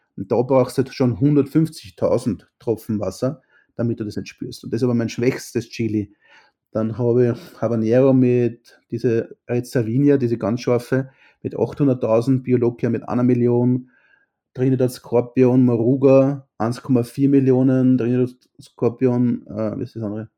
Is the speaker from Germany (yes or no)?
no; Gänserndorf, Lower Austria, Austria; also born or lived in Vienna / Bristol; ich bin aus Gensendorf